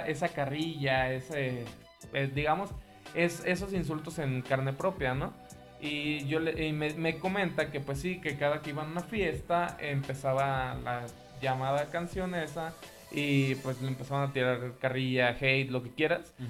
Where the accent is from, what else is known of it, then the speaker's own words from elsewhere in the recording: Mexico; lo que nosotros como mexicanos conocemos como ojete, gacho, culero